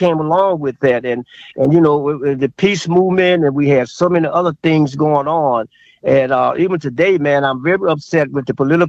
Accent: Mississippi, United States; moved away; In the South, I grew up in Mississippi, but we also went to church.

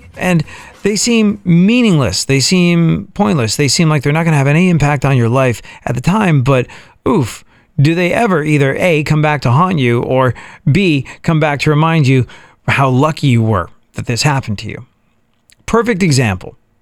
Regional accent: England, United Kingdom; moved away as an adult; also born or lived in New York, United States; now in Texas, United States; I was raised in England.

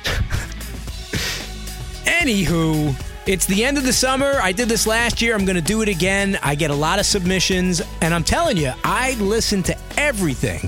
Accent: New York City, New York, United States; Brooklyn, New York, my hometown

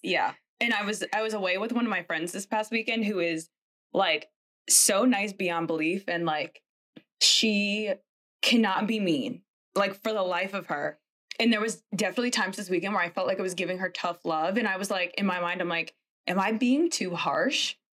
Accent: Connecticut, United States; I'm from Connecticut, so also a northerner

